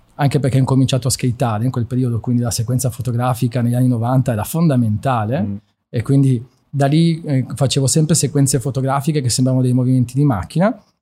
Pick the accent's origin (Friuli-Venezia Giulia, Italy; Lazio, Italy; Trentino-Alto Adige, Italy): Friuli-Venezia Giulia, Italy; moved away as an adult; also born or lived in Trieste / Udine; now in Milan, Italy; sono nato a Trieste, poi mi sono mosso verso il centro del Friuli. Uh, la, diciamo, sono, mi sono formato con, la, con, le mie scuole, la scuola superiore, che è una bellissima scuola, il Sello di Udine